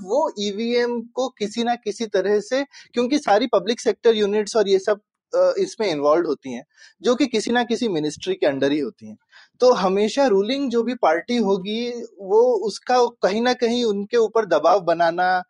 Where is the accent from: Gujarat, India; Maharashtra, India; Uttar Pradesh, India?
Uttar Pradesh, India; मैं यूपी में बड़ा हुआ हूँ